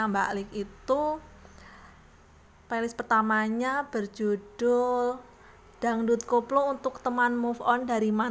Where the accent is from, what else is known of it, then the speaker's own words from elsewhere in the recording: Purworejo, Central Java, Indonesia; kayaknya ini belum dengar di di daerahku di Purworejo sana